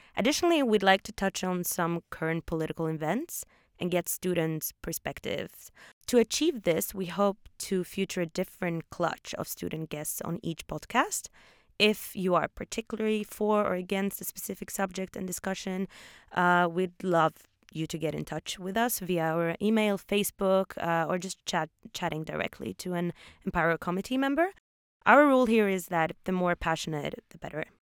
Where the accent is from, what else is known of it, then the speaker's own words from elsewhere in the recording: Wrocław, Lower Silesian Voivodeship, Poland; moved away as an adult; also born or lived in Oslo, Norway / Warsaw, Poland; now in Australia; I moved to Poland, to a city called Wrocław, when I was eight years old